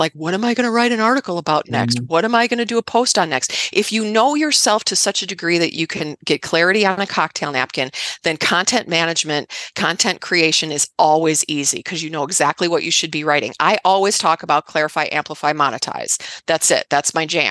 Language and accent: English; Midwest, United States; I grew up in the Midwest, right? So I'm a Midwest girl.